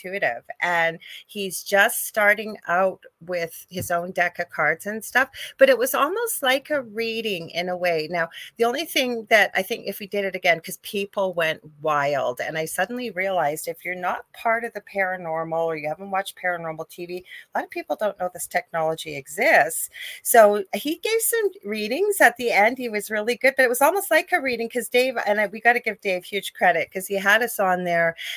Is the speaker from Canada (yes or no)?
yes; Canada; I am a Canadian spiritual medium